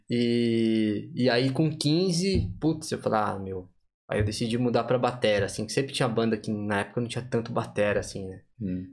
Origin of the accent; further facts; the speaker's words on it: São Paulo, Brazil; moved away; Vim de São Paulo, capital